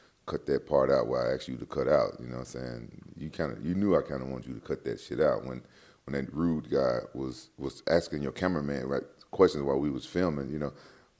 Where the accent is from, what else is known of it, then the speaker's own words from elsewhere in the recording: Memphis, Tennessee, United States; I'm from Memphis, Tennessee